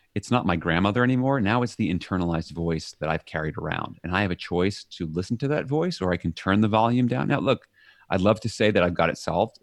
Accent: New York City, New York, United States; moved away as an adult; now in Leiden, Netherlands; I'm from New York City

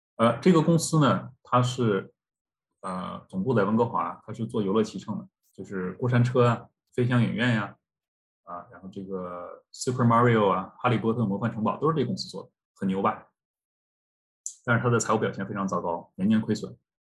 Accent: China; now in Canada; 我们作为中国人的骄傲是来自于 ，呃，祖国的强大

